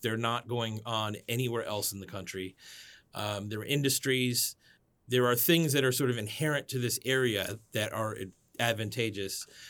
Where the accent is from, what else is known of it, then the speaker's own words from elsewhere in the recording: Miami, Florida, United States; also born or lived in Washington, D.C.; now in Gaithersburg, United States; I grew up in Miami, Florida